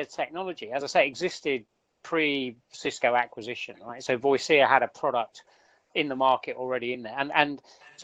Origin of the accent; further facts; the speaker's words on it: United Kingdom; accent: southern; my southern accent